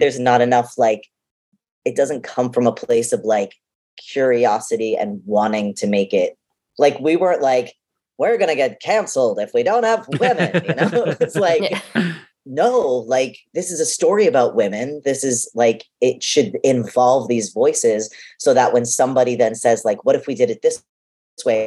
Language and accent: English; Boston, Massachusetts, United States; being a boston kid